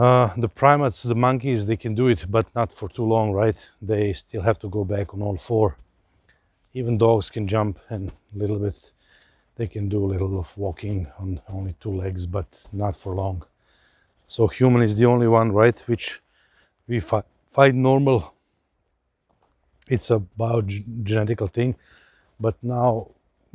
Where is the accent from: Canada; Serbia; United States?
Serbia; Novi Sad, Vojvodina; also born or lived in India; I grew up in Serbia